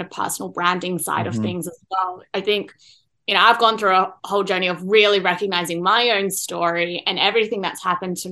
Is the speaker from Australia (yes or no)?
yes; Australia; I am originally from Australia